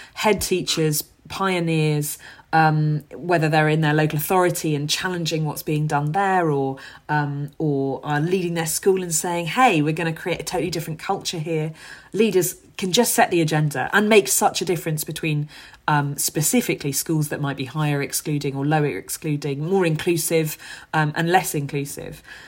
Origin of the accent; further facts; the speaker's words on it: London, United Kingdom; where I grew up in Hackney.